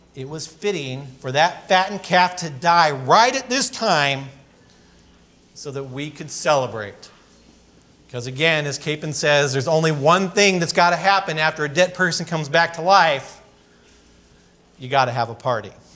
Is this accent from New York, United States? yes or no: no; California, United States; I grew up in California skateboarding and surfing and all the sort of typical things.